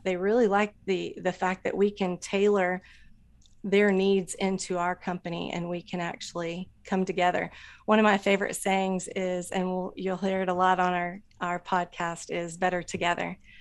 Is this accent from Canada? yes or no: no; Anderson, Indiana, United States; I grew up in Indiana, Anderson, Indiana